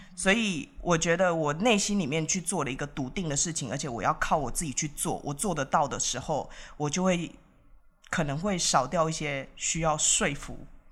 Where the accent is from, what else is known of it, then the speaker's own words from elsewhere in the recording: Taiwan; moved away as an adult; also born or lived in India; 身为台湾人，我为什么这么想